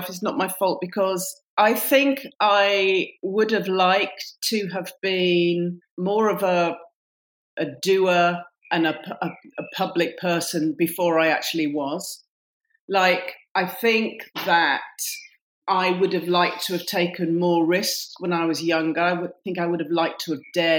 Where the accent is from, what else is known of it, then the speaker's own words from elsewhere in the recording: Warrington, North West England, United Kingdom; also born or lived in Oxford; now in London, United Kingdom; I come originally from Warrington